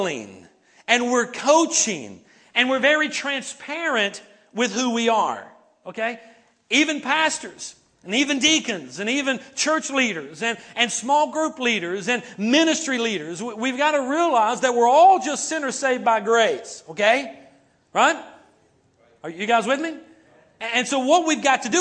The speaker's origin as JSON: {"language": "English", "region": "North Carolina", "country": "United States", "said": "That's my home state"}